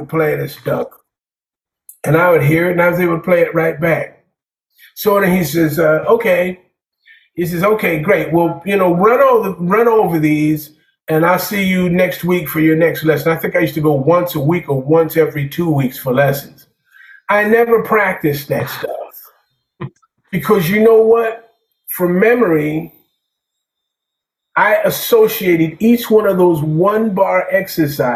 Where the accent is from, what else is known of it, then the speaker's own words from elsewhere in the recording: New York City, New York, United States; I'm coming from Staten Island to Brooklyn